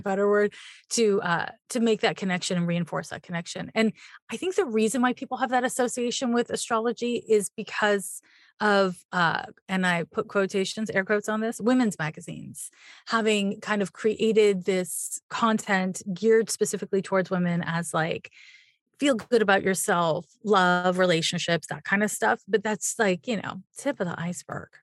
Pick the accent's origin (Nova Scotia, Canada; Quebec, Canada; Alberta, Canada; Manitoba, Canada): Quebec, Canada; Montreal; I'm from Montreal, Quebec